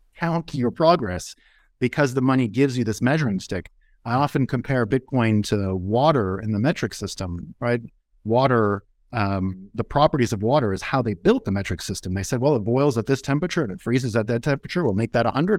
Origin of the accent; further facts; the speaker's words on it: United States; as an American, as Americans